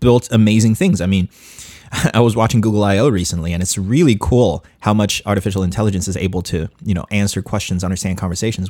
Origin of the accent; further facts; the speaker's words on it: Chongqing, China; my hometown, Chongqing, China.